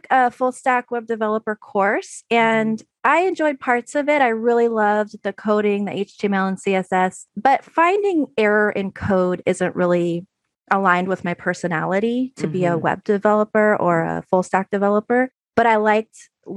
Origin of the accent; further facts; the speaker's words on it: San Francisco Bay Area, California, United States; moved away as an adult; now in Oregon, United States; I'm from the San Francisco Bay Area